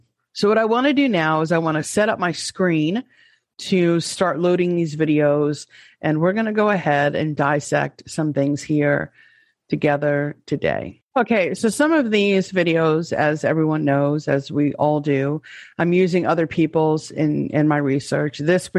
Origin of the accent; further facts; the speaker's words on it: New York, United States; let me say it as a New Yorker. Let's get this party started. That's how I used to talk. I don't sound like that anymore.